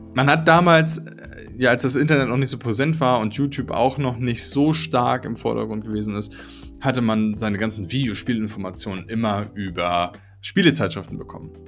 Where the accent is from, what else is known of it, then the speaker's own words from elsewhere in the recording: Schleswig, Schleswig-Holstein, Germany; sind wir nach äh, Schleswig gezogen, in, in, den Norden. Und dort bin ich groß geworden